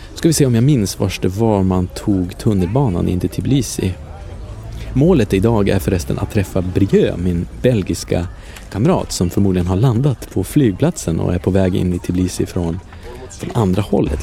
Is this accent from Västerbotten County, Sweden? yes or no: yes; Umeå, Västerbotten County, Sweden; also born or lived in Paris, France; Umeå där jag kommer ifrån